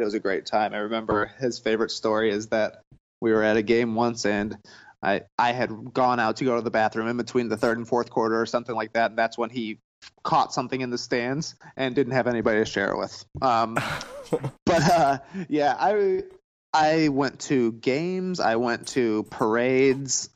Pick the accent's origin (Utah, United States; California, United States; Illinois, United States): Illinois, United States; Plano; I'm actually from a tiny town called Plano, Illinois